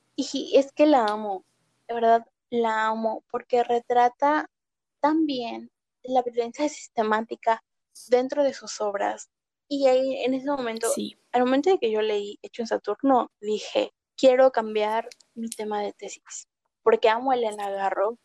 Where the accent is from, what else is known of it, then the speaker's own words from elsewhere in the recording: Mexico; como mexicana